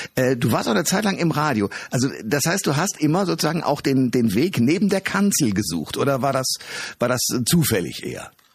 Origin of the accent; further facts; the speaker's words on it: Germany; wir Deutsche